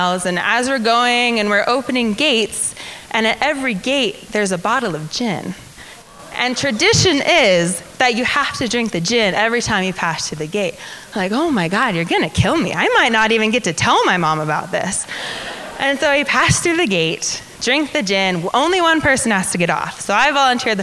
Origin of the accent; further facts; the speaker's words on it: Ohio, United States; I'm from Ohio